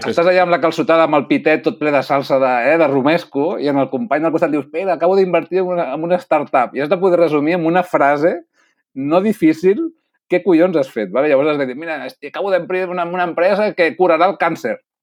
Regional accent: Catalonia, Spain; aquest toc d'alinear que tenim els catalans

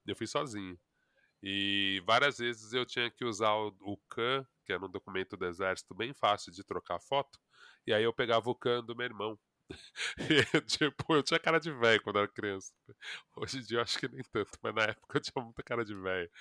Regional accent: São Paulo, Brazil; Eu, eu cresci na Vila das Mercedes, no Ipiranga.

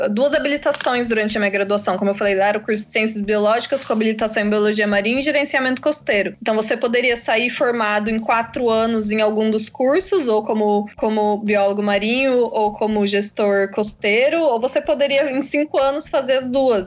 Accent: interior of São Paulo, Brazil; moved away as an adult; also born or lived in São Vicente / Florianópolis; now in Rio de Janeiro, Brazil; eu sou do interior de São Paulo

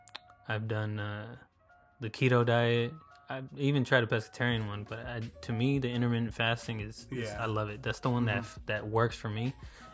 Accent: United States; it's kind of hard being an American specifically.

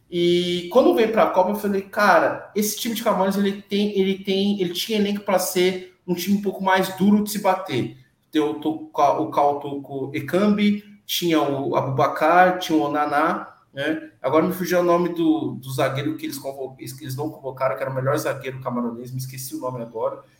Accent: Brazil; eu sou filho de imigrantes nigerianos, nascido aqui no Brasil, mas sou nigeriano

